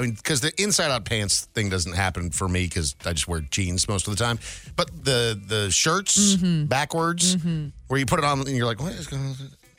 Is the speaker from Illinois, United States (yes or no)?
no; Brainerd, Minnesota, United States; moved away; I grew up in a small town in Minnesota called Brainerd.